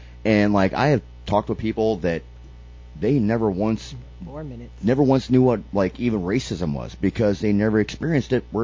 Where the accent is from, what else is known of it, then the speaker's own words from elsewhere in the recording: the South, United States; I'm white from the South